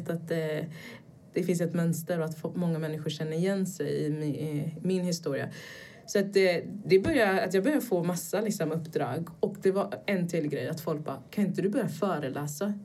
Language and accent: Swedish; Gothenburg, Västra Götaland, Sweden; also born or lived in Brazil / United States; jag växte upp i Göteborg, eh, i en liten förort till Göteborg